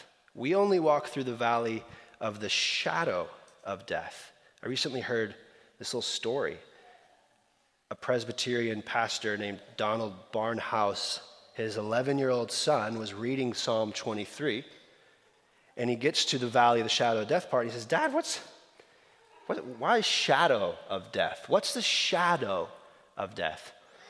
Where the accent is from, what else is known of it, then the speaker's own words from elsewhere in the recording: Slovakia; I grew up in Eastern Europe. And so the history of specifically Slovakia, Czechoslovakia, is dear to me. And there's this where I grew up.